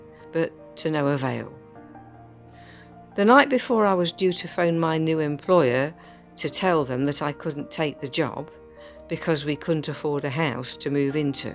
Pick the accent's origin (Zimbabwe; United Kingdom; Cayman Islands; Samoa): United Kingdom; London; moved away as an adult; now in Warwick, United Kingdom; My husband and I were born and brought up in London